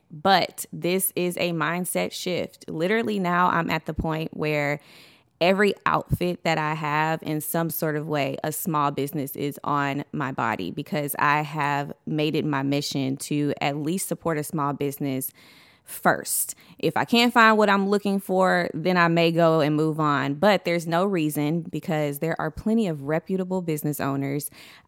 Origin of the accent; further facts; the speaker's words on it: Beaumont, Texas, United States; now in Houston, United States; I am from Beaumont, Texas originally, but I currently reside in Houston, Texas